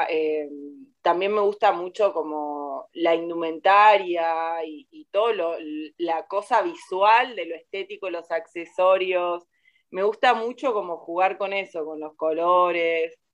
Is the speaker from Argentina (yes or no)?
yes; Córdoba, Argentina; Por ahí de, adolescente yo soy de Córdoba y me, vestía súper disfrazada